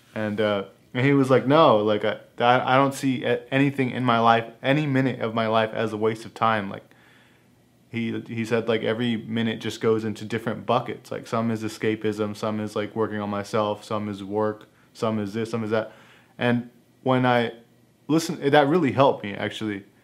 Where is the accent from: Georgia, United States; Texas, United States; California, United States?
California, United States; Fresno; I grew up skateboarding in Fresno